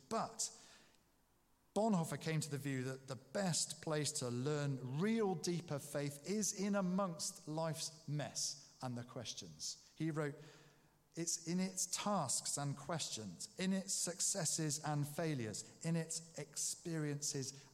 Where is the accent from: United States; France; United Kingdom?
United Kingdom; England; we are … from England